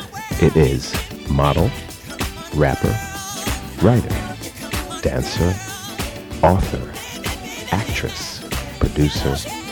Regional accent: New York, United States; now in California, United States; I'm from New York

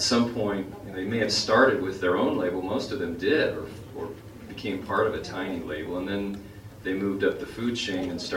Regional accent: Kansas, United States; moved away as an adult; now in Los Angeles, United States; I came out here from the Midwest. I grew up in Kansas

